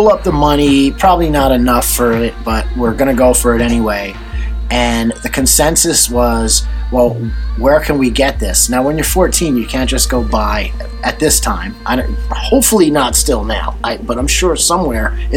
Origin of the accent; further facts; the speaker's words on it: New Jersey, United States; We grew up in New Jersey, but not in an urban area in New Jersey